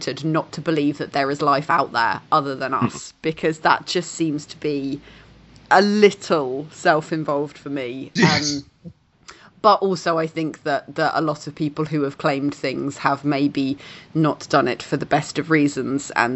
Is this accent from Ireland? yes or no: no; south coast of England, United Kingdom; I grew up on the south coast of England